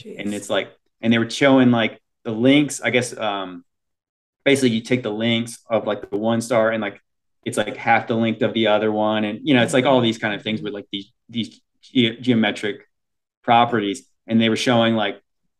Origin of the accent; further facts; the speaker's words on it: United States; as Americans, would we grow up